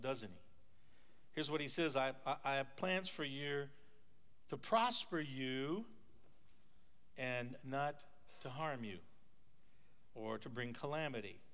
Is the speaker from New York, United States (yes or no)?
no; North Dakota, United States; When I was a kid growing up in North Dakota on a farm